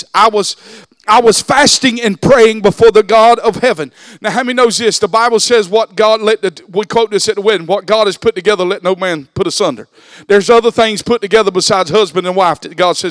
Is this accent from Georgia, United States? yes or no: yes; Alma, Georgia, United States; moved away as an adult; also born or lived in Wayne County, Georgia; I was born and raised in Alma, Georgia